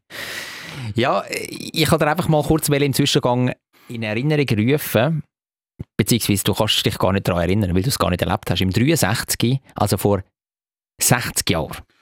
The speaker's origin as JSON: {"language": "German", "town": "Stallikon", "region": "Zurich", "country": "Switzerland", "tie": "born or raised there", "said": "ich bin ja zum Teil in Staliken aufgewachsen"}